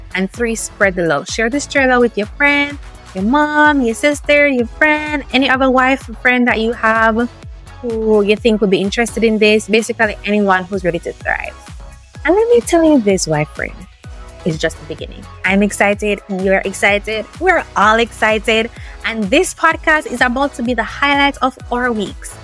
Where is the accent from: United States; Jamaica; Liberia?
Jamaica; the Jamaican part of it because we're special, right? It's different for us.